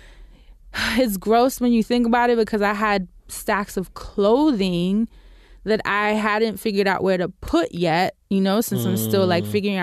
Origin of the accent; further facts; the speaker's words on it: New York City, New York, United States; being a New Yorker, but I've been here my whole life.